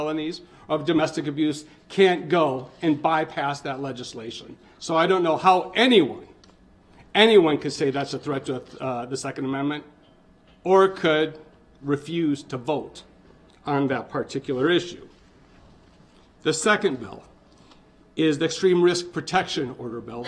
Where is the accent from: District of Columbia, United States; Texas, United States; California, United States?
Texas, United States; South; now in Wisconsin, United States; I grew up hunting in the Hill Valleys of South Texas